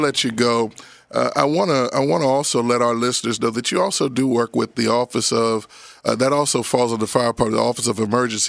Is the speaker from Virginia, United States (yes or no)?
no; Roslyn, Pennsylvania, United States; I am a proud Abington Galloping Ghost, born and raised in Roslyn, and I still go there several times a week to see my mama because the house is still standing on Coolidge Avenue.